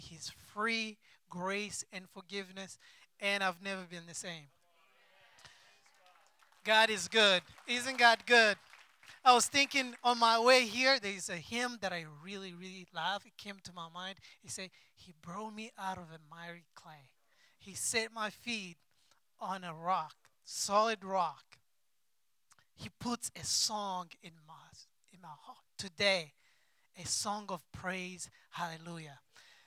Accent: Rwanda; moved away as an adult; also born or lived in Democratic Republic of Congo / Indonesia; now in United States; I was born in Democratic Republic of Congo, and then I was a baby. We moved to Rwanda because of war. I grew up in there in a refugee camp until I turned 20 years old, and then we came here in America

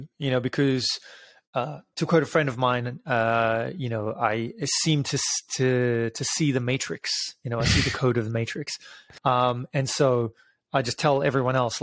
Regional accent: South Africa; moved away as an adult; also born or lived in United Kingdom; I'm originally from South Africa, moved to the UK when I was 20

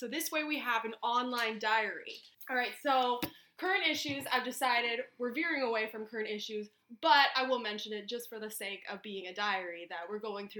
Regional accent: London, Ontario, Canada; because we're from London, Ontario.

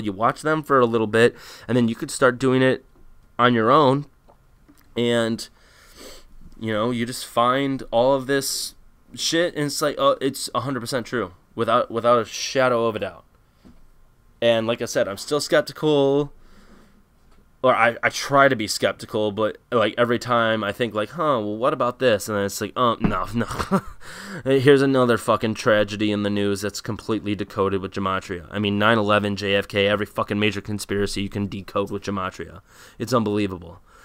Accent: United States; I'm an American

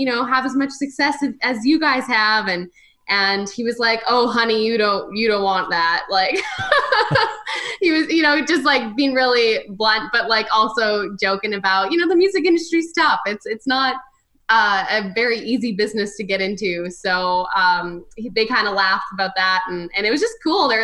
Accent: Spiritwood, Saskatchewan, Canada; I was born and raised in Spiritwood, Saskatchewan.

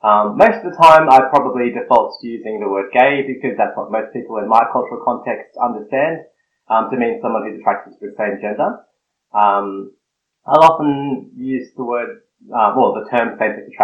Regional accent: Snowy Mountains, New South Wales, Australia; I grew up in the country, in the Snowy Mountains, in the cold part of Australia, down south, and I identify as bicultural, so I'm Filipino-Australian.

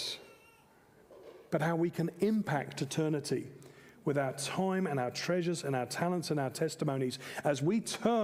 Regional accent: England, United Kingdom; moved away as an adult; now in Australia; I'm also an English man and a British citizen

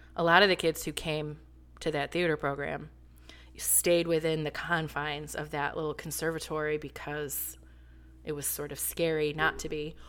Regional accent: Flint, Michigan, United States; moved away; also born or lived in North Carolina; I'm from Flint

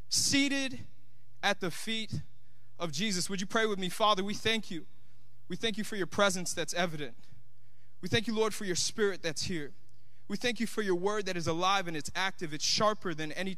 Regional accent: Tampa, Florida, United States; also born or lived in Miami, Florida; my hometown's here in Tampa

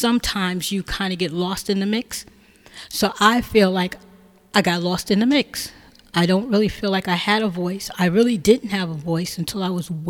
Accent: Teaneck, New Jersey, United States; also born or lived in Hackensack, New Jersey; I grew up in Teaneck

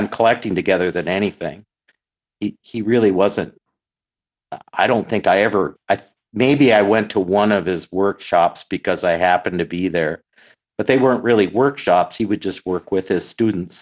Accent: Brainerd, Minnesota, United States; hometown where I live in Brainerd, Minnesota.

